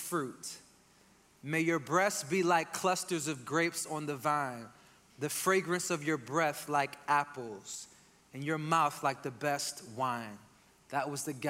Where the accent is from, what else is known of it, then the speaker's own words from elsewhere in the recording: Northeast, United States; being from and growing up in the Northeast